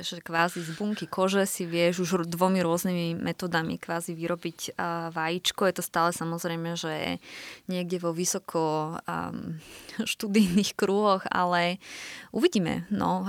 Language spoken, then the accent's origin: Slovak; Slovakia; moved away as an adult; also born or lived in Germany; now in Vienna, Austria; ešte niekedy kompletne vrátime na Slovensko